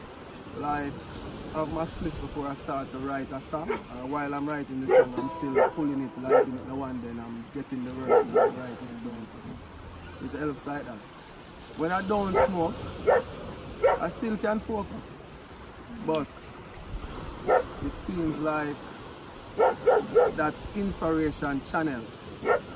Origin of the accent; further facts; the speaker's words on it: Jamaica; growing up in Jamaica